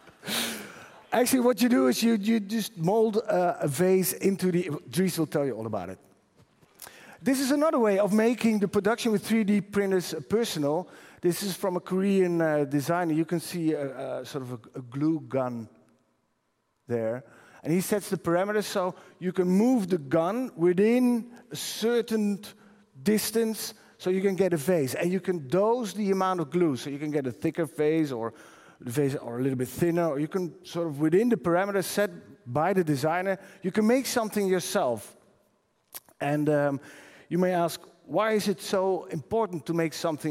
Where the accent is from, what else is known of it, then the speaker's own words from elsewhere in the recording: Netherlands; I'm from the Netherlands